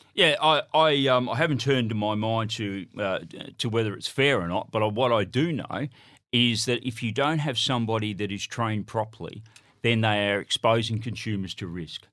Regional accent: Broken Hill, New South Wales, Australia; I'm from Broken Hill

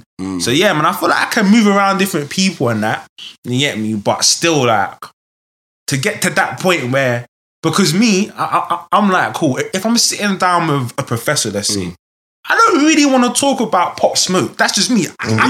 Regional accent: London, United Kingdom; I'm not from the ends, innit? I'm from Fulham, innit?

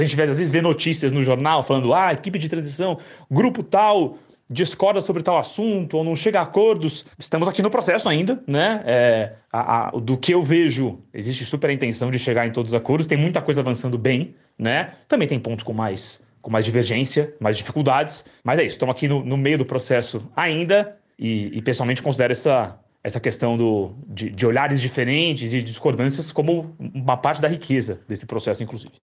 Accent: São Paulo, Brazil; eu sou de São Paulo

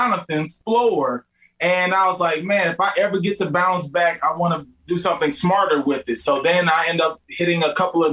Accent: Midwest, United States; we're just from the Midwest

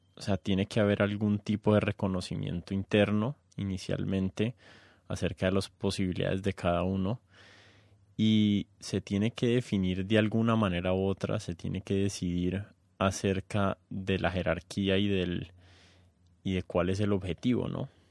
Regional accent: Colombia; yo nunca me he sentido tan colombiano

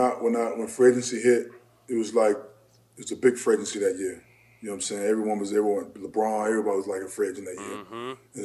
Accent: Port Jervis, New York, United States; I was raised in Port Jervis, New York.

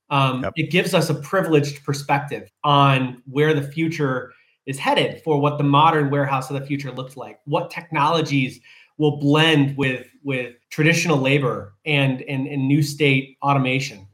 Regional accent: Jackson, Michigan, United States; moved away as an adult; also born or lived in San Diego, California; growing up in Michigan.

